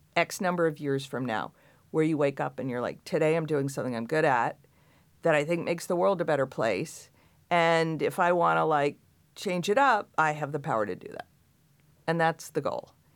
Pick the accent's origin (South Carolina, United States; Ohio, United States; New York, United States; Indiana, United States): New York, United States; Long Island; I grew up in Long Island.